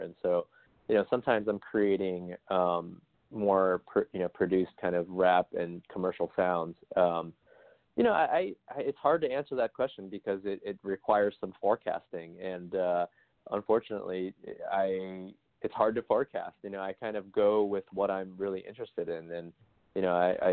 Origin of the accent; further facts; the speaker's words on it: Seattle, Washington, United States; I grew up in Seattle, Washington